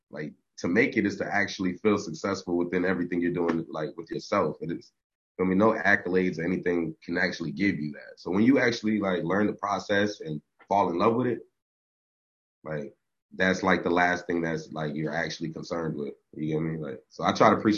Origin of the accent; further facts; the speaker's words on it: South Florida, United States; I'm from South Florida.